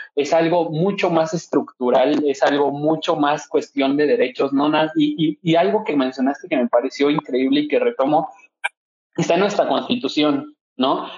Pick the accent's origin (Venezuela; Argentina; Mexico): Mexico; debemos de tener garantizado como seres humanos y como mexicanos